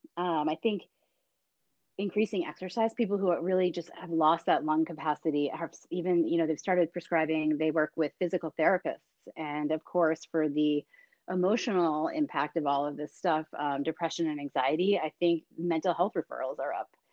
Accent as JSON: {"language": "English", "town": "Boston", "region": "Massachusetts", "country": "United States", "tie": "born or raised there", "said": "my hometown of Boston"}